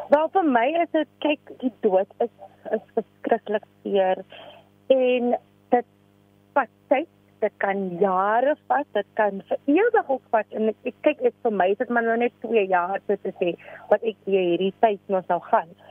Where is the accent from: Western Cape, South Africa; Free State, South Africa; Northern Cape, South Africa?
Western Cape, South Africa; Cape Town; ek is van Afrikaanse Kaapstad